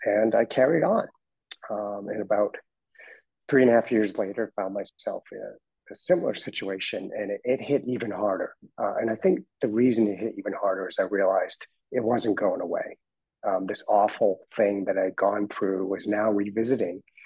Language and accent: English; Boston, Massachusetts, United States; moved away as an adult; also born or lived in Dedham, Massachusetts / London; now in Florida, United States; I grew up in Boston.